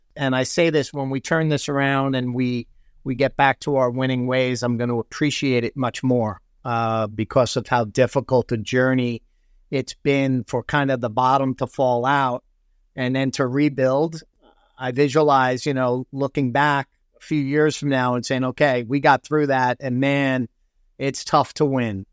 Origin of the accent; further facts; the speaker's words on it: Massapequa, New York, United States; moved away as an adult; also born or lived in Queens, New York; now in Toronto, Canada; I was born in Queens, and, um, I think we were three and a half when, uh, we moved out to Long Island